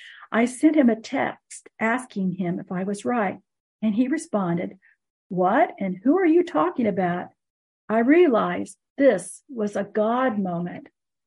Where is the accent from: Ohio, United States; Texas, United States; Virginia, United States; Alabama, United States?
Alabama, United States; I grew up in Alabama, and he lived in East Chattanooga.